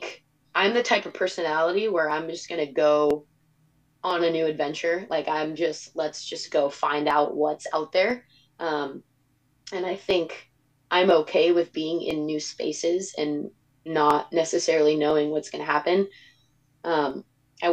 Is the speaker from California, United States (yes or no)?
yes; California, United States; moved away as an adult; I'm from California.